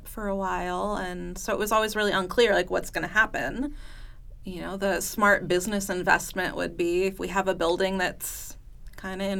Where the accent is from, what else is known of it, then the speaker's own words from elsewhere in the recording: California, United States; moved away as an adult; now in Stillwater, United States; I grew up in California, a little ways away, and I moved here in 2014